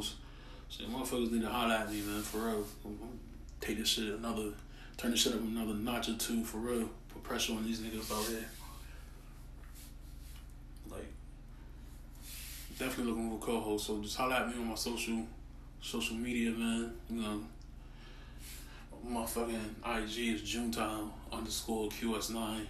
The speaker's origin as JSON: {"language": "English", "town": "Hartford", "region": "Connecticut", "country": "United States", "said": "I'm from Hartford, Connecticut"}